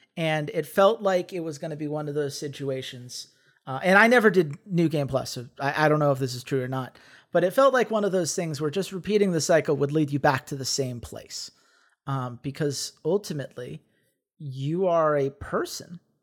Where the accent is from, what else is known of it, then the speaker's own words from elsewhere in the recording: Atlanta, Georgia, United States; growing up in Atlanta